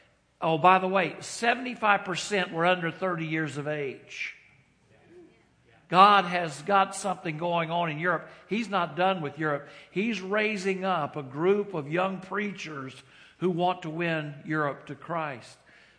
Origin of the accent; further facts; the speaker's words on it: North Carolina, United States; I grew up in North Carolina, which is not deep, deep, deep south, but far enough. But I've lived all over the nation.